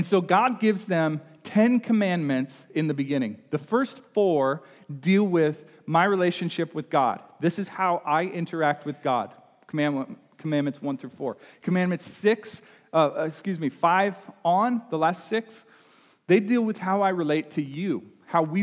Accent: Nebraska, United States; now in Illinois, United States; we say cuss in Nebraska. I think we say curse here in Illinois, but that's I grew up in Nebraska

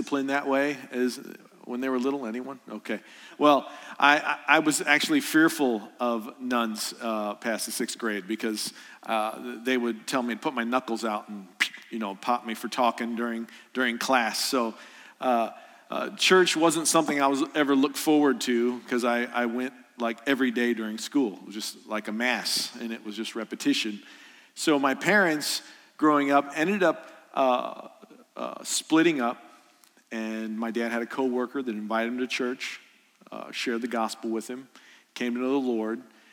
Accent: Columbia, Illinois, United States; I'm from Columbia, Illinois, which is south a little bit

